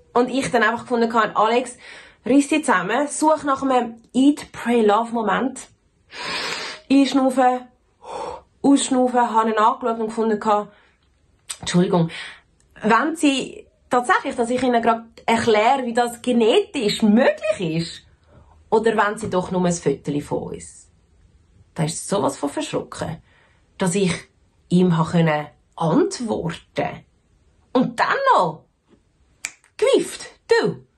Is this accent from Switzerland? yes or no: yes; Switzerland; accent: Swiss German; also born or lived in Zurich; ich bin in der Schweiz tatsächlich geboren und aufgewachsen und ja, ich rede akzentfrei Schweizerdeutsch